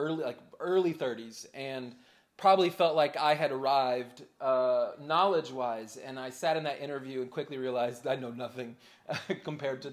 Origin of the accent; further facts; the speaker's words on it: Charlotte, North Carolina, United States; I grew up in Charlotte